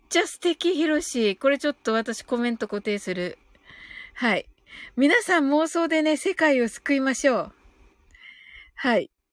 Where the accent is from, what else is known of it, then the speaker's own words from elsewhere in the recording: Kyushu, Japan; 私もね、九州人だから